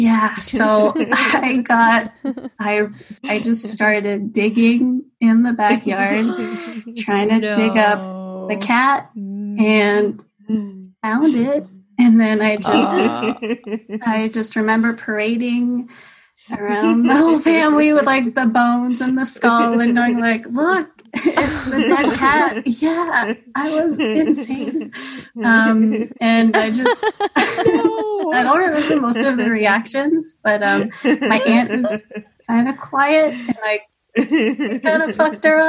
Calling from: Montreal, Quebec, Canada; I'm from Montreal, Canada.

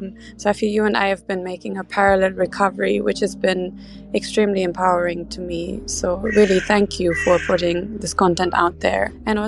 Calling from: Amsterdam, North Holland, Netherlands; I'm calling from Amsterdam in Europe

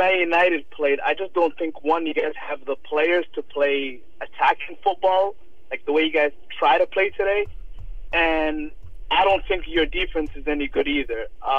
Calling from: Toronto, Ontario, Canada; I'm calling from Toronto, Canada.

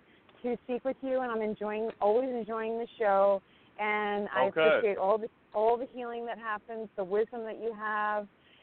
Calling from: San Diego, California, United States; I'm calling from San Diego.

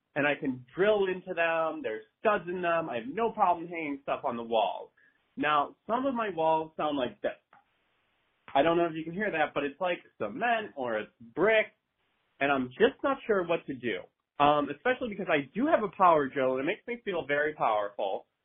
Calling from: Madison, Wisconsin, United States; I'm calling from beautiful downtown tropical, sunny Madison, Wisconsin

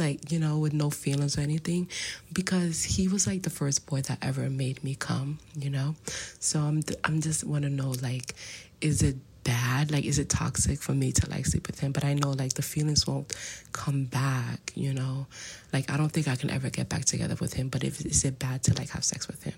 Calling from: New York, United States; I'm calling from the United States, New York.

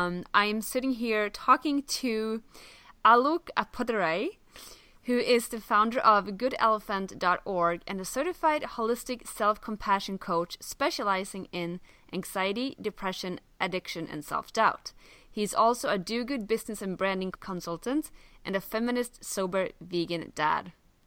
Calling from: Halmstad, Halland County, Sweden; I'm calling out from Halmstad, Sweden

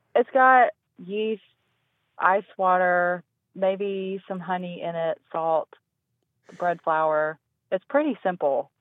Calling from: Hendersonville, North Carolina, United States; I'm calling from Hendersonville, North Carolina

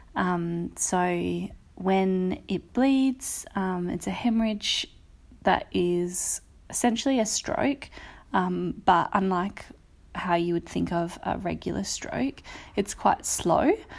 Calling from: Perth, Western Australia, Australia; I'm calling from Perth in, um, W A on Wadjak Country

